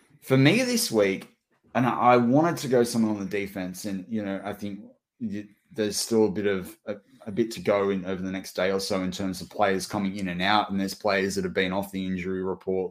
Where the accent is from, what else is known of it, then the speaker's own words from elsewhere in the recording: Australia; There was a big invitational on the Gold Coast in Australia. My school, you know, traveled in, you know, interstate to go do that.